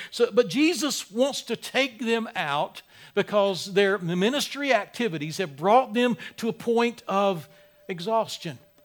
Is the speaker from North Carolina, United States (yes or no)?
yes; Wilmington, North Carolina, United States; moved away; my hometown, Wilmington